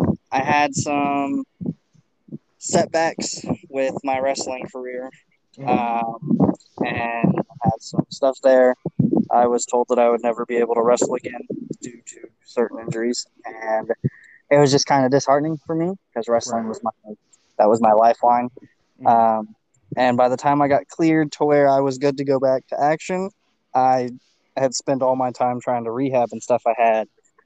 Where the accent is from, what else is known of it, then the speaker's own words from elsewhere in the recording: Wichita, Kansas, United States; born there; also born or lived in Indiana / Northern Kentucky; now in Texas, United States; So I was born in Kansas. I'd made my way from Kansas to Indiana, and then from Indiana to Northern Kentucky, Cincinnati area.